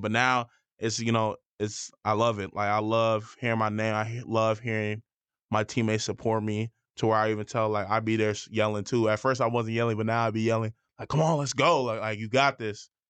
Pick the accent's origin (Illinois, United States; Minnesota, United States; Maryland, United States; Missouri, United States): Illinois, United States; Schaumburg; moved away as an adult; I came from Schaumburg. We weren't a good team in high school